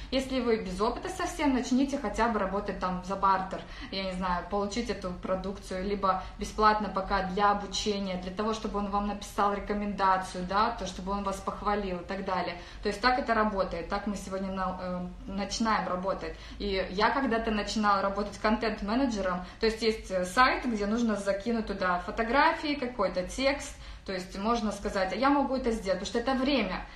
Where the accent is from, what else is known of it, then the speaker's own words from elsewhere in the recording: Saran, Karaganda Region, Kazakhstan; moved away as an adult; now in Turkey; Сама я из Казахстана, из Карагандинской области, город Сарань. Может быть, есть тут мои земляки